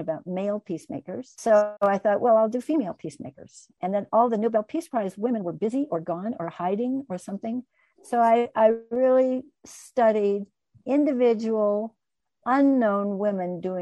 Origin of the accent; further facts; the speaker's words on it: United States; also born or lived in Colorado; I was raised in the United States, kind of a middle-class white girl